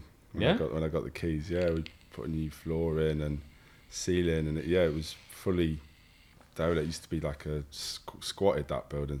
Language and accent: English; Liverpool, North West England, United Kingdom; born there; I was born in Liverpool.